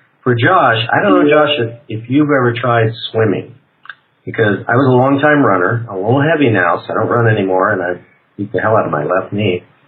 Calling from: Prague, Czechia; I'm calling actually from Prague, Czech Republic. But I do live in Sedona, Arizona, most of the year.

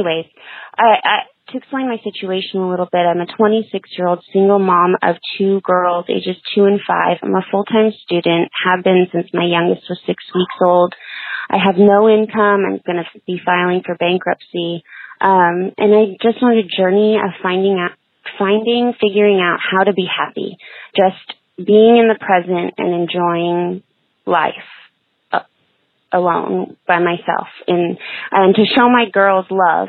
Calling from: Selma, California, United States; I'm calling from Selma, California.

